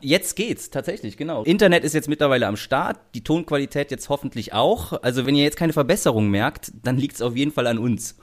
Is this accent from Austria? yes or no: no; Germany; so wird man halt direkt als Deutscher identifiziert, ne, im Ausland